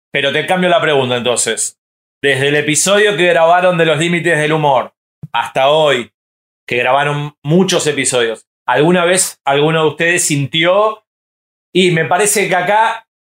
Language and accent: Spanish; Uruguay; No, yo soy uruguayo.